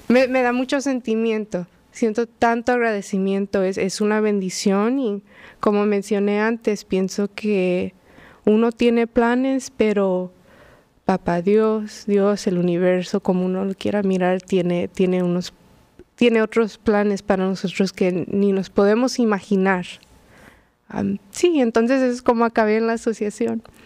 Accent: Los Angeles, California, United States; moved away as an adult; also born or lived in Queens, New York; now in New York, United States; Mis padres llegaron a California en los noventas de México. Entonces, mis hermanas y yo crecimos en Los Ángeles

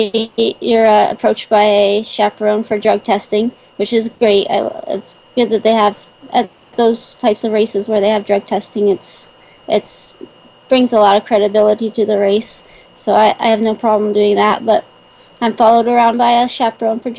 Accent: Morgantown, West Virginia, United States; now in Dilliner, United States; my hometown that came up from West Virginia and Morgantown

